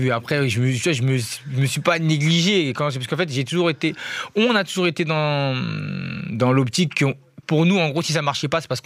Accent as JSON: {"language": "French", "town": "Kita", "region": "Kayes Region", "country": "Mali", "said": "m'a famille à la Bamako, mais à la base, on vient de Kita."}